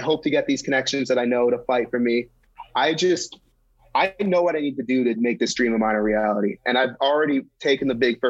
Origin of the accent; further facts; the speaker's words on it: Wellesley, Massachusetts, United States; I grew up just outside of Boston, so cool. I'm local. All right, what city? Wellesley.